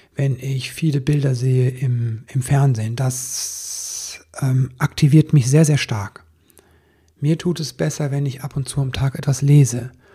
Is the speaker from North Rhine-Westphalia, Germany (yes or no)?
yes; Stolberg, North Rhine-Westphalia, Germany; Stolberg, eine der Städte, die betroffen sind, ist meine Heimatstadt. Ich habe da einen Großteil meiner Kindheit und Jugend verbracht